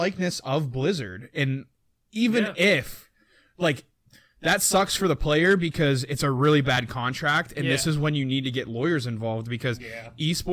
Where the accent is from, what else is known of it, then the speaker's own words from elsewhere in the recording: United States; as an American